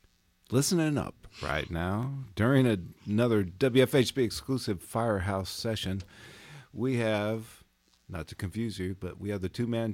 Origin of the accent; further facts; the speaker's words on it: Kentucky, United States; I'm from Kentucky.